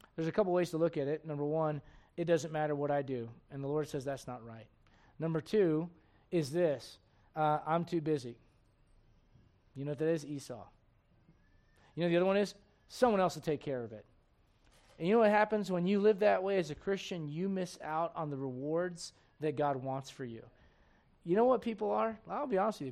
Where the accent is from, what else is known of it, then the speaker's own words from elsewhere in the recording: United States; I'm an American